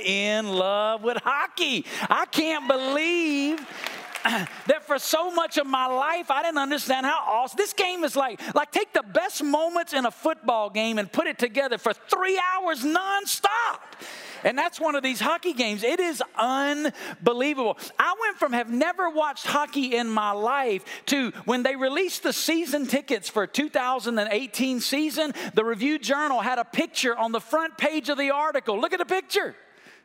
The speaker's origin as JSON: {"language": "English", "town": "Muscle Shoals", "region": "Alabama", "country": "United States", "tie": "born or raised there", "moved": "yes", "said": "I grew up in Muscle Shoals, Alabama, a town of 12,000 people."}